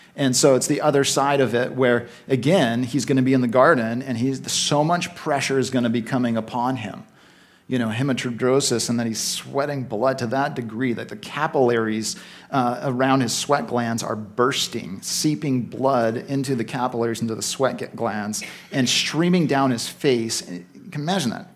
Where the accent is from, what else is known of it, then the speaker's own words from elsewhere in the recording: Vancouver, British Columbia, Canada; moved away as an adult; now in Victoria, Canada; I was raised in Vancouver